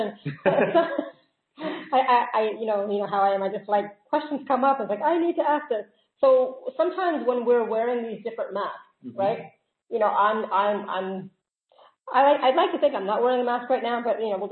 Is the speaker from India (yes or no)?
yes; India; now in Vienna, Austria; I'm a woman. I'm also Indian.